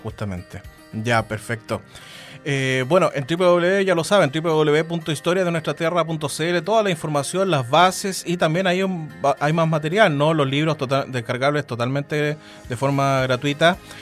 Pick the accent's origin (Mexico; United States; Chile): Chile; lo que somos como chilenos